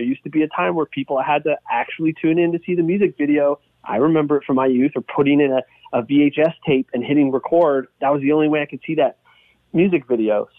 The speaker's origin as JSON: {"language": "English", "town": "Hamilton", "region": "Ontario", "country": "Canada", "tie": "born or raised there", "said": "Growing up in Hamilton, two older sisters"}